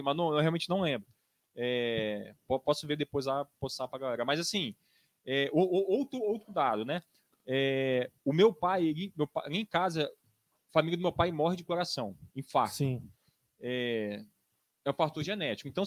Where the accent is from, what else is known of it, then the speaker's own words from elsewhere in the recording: Marechal Floriano, Espírito Santo, Brazil; eu sou de Marechal Floriano, né? E trabalho aqui em Campinas já tem mais de 10 anos.